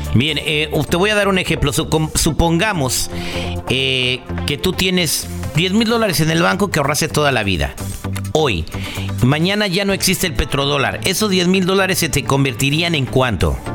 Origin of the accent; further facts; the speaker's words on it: United States; also born or lived in California; nuestra calidad de vida como norteamericanos